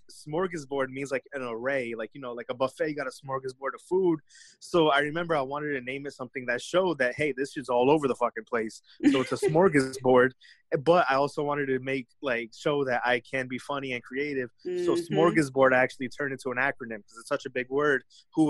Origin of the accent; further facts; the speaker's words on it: Clifton, New Jersey, United States; I'm from Clifton, New Jersey. That ain't shit. Like, I used to live in a condominium.